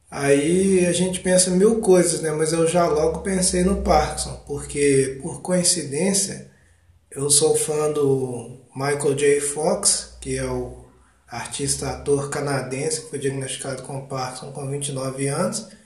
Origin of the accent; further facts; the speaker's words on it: Ubá, Minas Gerais, Brazil; eu sou de Ubá, Minas Gerais, tenho 33 anos